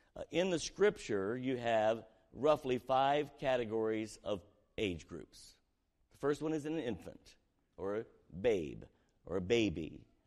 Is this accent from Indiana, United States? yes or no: yes; Southern Indiana, United States; we were raised in Southern Indiana, poor community